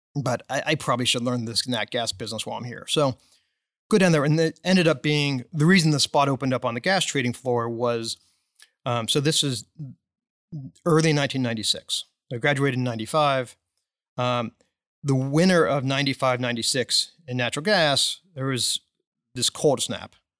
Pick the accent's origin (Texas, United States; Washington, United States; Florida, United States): Texas, United States; Dallas; I was born and raised in Dallas.